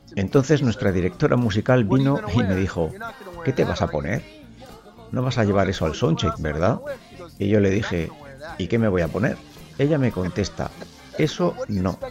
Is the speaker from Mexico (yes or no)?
no; United States; Yo soy americano